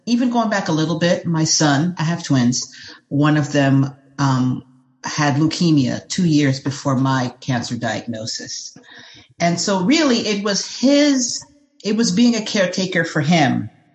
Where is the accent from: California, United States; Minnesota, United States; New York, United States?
New York, United States; New York City; I'm from New York City